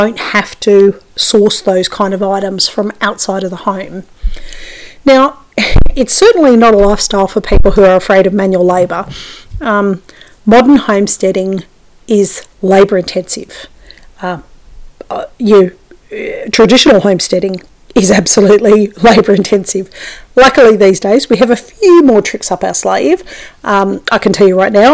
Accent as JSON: {"language": "English", "country": "Australia", "said": "as an Australian"}